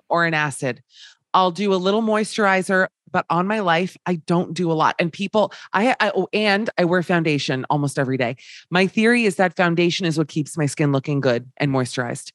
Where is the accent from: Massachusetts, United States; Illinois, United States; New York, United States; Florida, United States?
Florida, United States; Miami; Being Jewish, uh, we and growing up in Miami